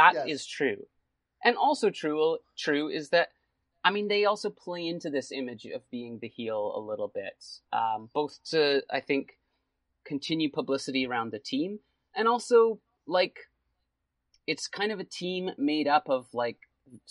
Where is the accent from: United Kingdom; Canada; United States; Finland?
Canada; as a Canadian